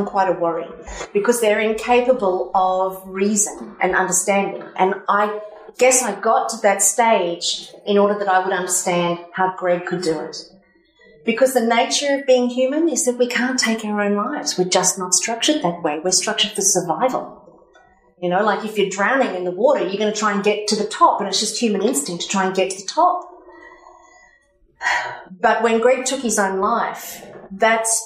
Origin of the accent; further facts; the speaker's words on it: Cronulla, New South Wales, Australia; also born or lived in Sydney; So in 2001, I was living in Sydney. I'm from Cronulla